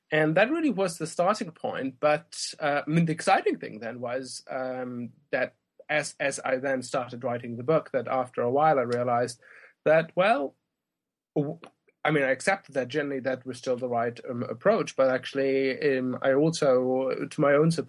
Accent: Germany; moved away as an adult; Well, I grew up in Germany and um, also spent the first uh, three years of my like university life as an undergraduate at uh, Munster University

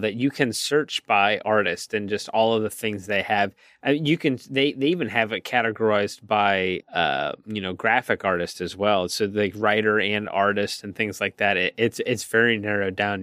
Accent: Pittsburgh, Pennsylvania, United States; we're from Pittsburgh

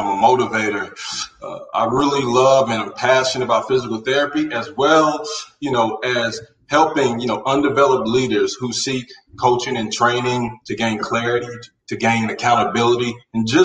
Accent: Carolina, United States; born or raised there

